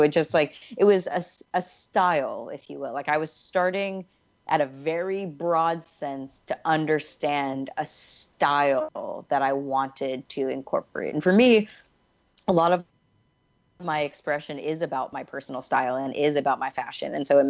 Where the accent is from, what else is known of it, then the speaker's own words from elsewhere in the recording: the South, United States; accent: Southern; I, for example, when I was 16, I got rid of my Southern accent. Like, I used to, like, my whole family speaks a lot more like traditional Southerners.